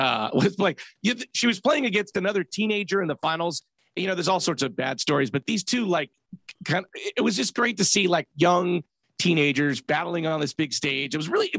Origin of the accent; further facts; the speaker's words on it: Whittier, California, United States; now in San Francisco, United States; 5'10" white guy from Southern California.